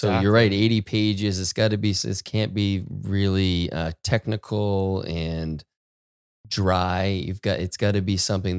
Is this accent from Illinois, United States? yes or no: yes; Chicago, Illinois, United States; my hometown.